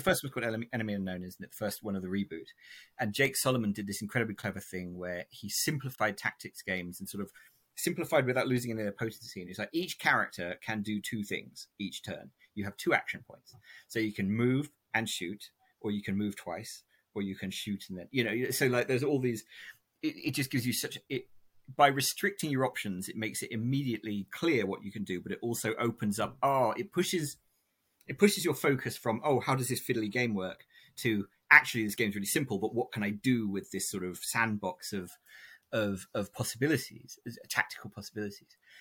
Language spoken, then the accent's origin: English; England, United Kingdom; my dad is American and we grew up in England